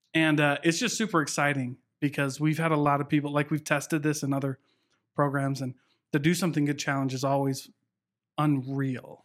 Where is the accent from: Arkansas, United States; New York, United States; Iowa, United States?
Iowa, United States; Southeast; moved away; a little town in Iowa.